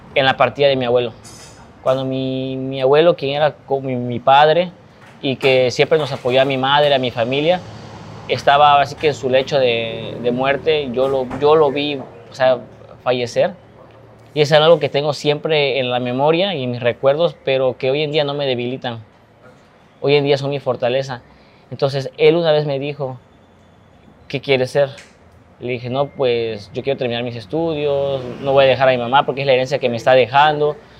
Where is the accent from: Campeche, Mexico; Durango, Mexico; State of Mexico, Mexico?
Campeche, Mexico; Ciudad del Carmen; hoy yo ya no me encuentro tanto en mi tierra, en Ciudad del Carmen